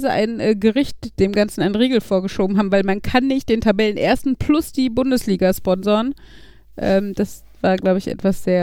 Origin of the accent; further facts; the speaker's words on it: North Rhine-Westphalia, Germany; mein Wohnort also da, wo ich aufgewachsen bin, näher am Parkstadion gewesen als die Gelsenkirchener Innenstadt. Weil okay. die Arena ist ja eher Gelsenkirchen-Bur und Bur ist halt direkt neben Gladbeck.